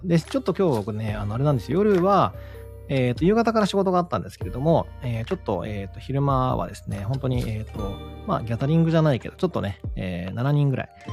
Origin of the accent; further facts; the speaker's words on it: Kagawa, Japan; 僕とすごい出身地が、てかまあ彼も香川出身